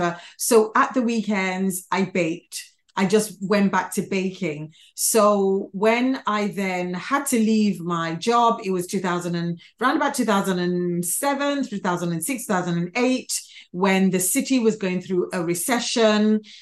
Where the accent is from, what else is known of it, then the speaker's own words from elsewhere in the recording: London, United Kingdom; born there; also born or lived in Nigeria; I was born in London, and then I got taken back to their home country, Nigeria, for a little bit. And then I came back to the UK again.